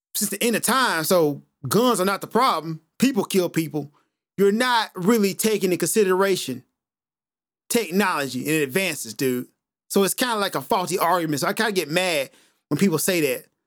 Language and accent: English; United States; being an American